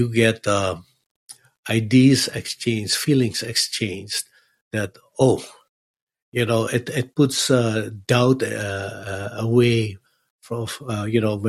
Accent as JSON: {"language": "English", "country": "Netherlands", "moved": "yes", "lives_now": "Los Angeles, United States", "said": "I said, oh, from Holland."}